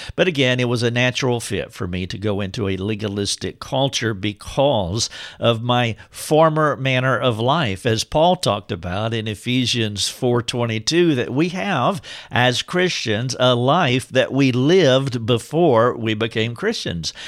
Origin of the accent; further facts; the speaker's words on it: Charlotte, North Carolina, United States; moved away as an adult; now in Greenville, United States; I had moved from my hometown, which is right outside of Charlotte, North Carolina, to Greenville, South Carolina, which is where I am today